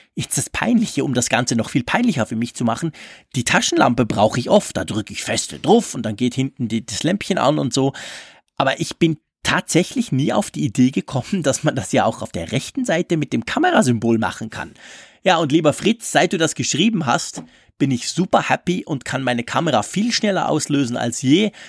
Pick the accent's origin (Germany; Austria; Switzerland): Switzerland; bei uns in der Schweiz